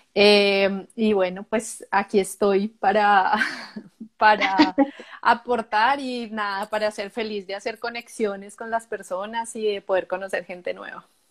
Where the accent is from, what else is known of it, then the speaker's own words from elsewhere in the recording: Colombia; moved away as an adult; now in Canada; yo soy colombiana, eh, vivo en Canadá hace más o menos ocho años.